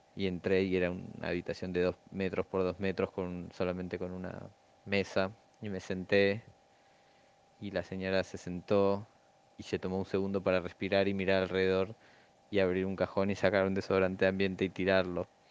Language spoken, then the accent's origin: Spanish; Argentina; yo soy muy argentino